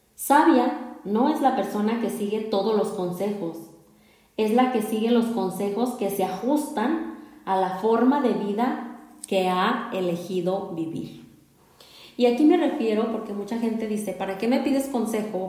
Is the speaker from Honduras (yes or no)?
no; Mexico; en nuestra cultura aquí como mexicanos, como mexicanas